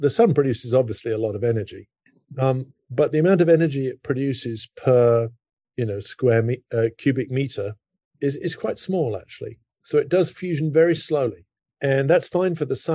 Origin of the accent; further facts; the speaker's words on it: United Kingdom; moved away as an adult; now in Princeton, United States; I grew up in Britain.